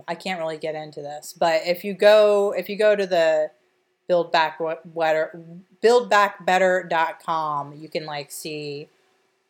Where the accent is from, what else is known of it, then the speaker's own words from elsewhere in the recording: Delaware County, Pennsylvania, United States; we're from a working class, like lower middle class, petite bourgeoisie background from Delaware County